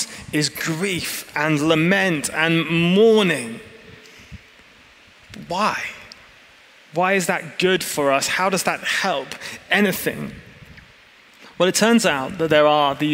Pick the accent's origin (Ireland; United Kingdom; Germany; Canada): United Kingdom; England; moved away as an adult; now in California, United States; I'm an English man